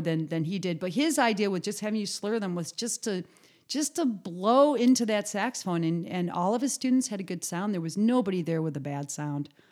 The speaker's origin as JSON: {"language": "English", "region": "Western New York", "country": "United States", "moved": "as an adult", "said": "I was from New York State"}